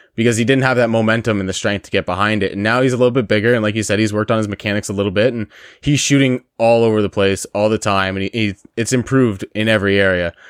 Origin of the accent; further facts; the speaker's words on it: Windsor, Ontario, Canada; accent: Windsor; that beautiful Windsor accent with our beautiful town